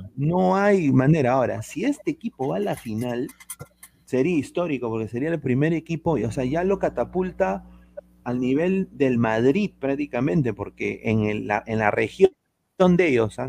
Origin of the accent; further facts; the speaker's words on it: Peru; Yo, yo soy peruano